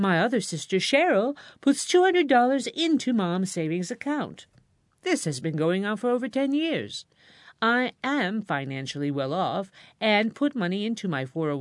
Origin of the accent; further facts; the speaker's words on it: Binghamton, New York, United States; my hometown, Parlor City